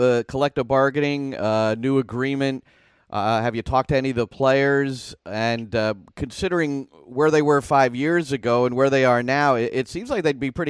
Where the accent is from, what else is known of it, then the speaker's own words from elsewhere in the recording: Basking Ridge, New Jersey, United States; I grew up in Basking Ridge, a not very diverse community. There was no soccer in my neighborhood